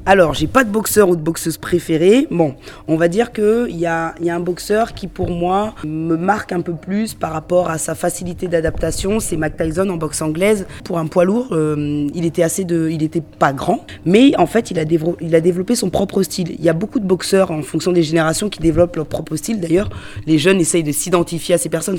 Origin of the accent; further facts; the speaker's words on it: Lyon, Auvergne-Rhône-Alpes, France; moi je suis donc on est de Lyon